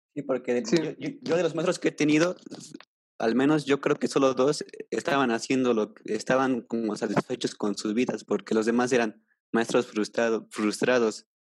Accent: Puebla, Mexico; Yo soy de Puebla

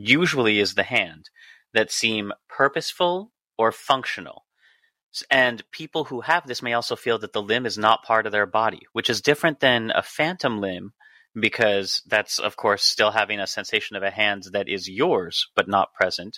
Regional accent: the Valley, California, United States; I grew up in the Valley in the 80s

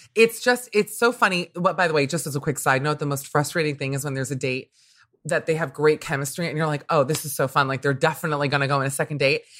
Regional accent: Miami, Florida, United States; growing up in Miami, which was already a very diverse place

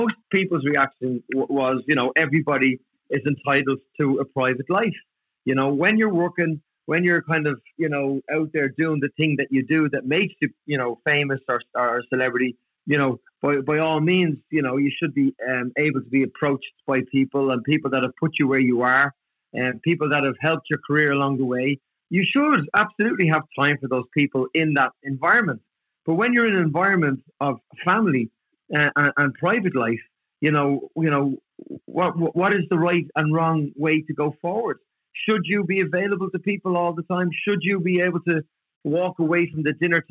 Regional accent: Dublin, Leinster, Ireland; where we grew up and life in Dublin back in the 80s, it was tough

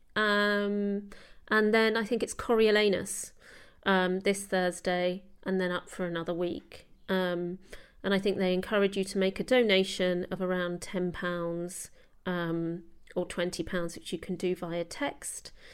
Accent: London, United Kingdom; I grew up in London as well

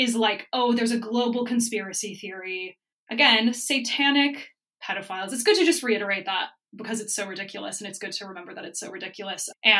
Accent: Dayton, Ohio, United States; moved away as an adult; now in United Kingdom; I'm from Ohio, as people who know me will know. I grew up in Dayton and I've lived in the UK for 8 years.

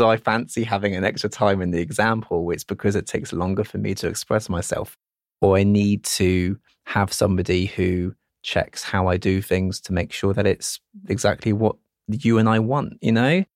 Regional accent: United Kingdom; being British where we're modest about things

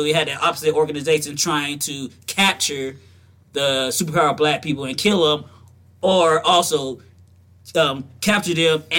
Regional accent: the South, United States; because I'm from the South.

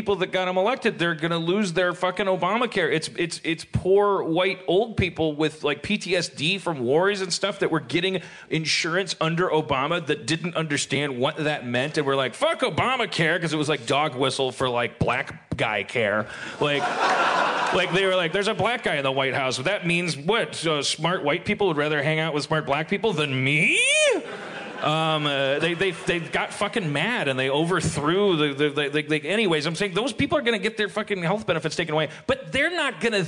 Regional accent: Milwaukee, Wisconsin, United States; moved away; I grew up in Milwaukee

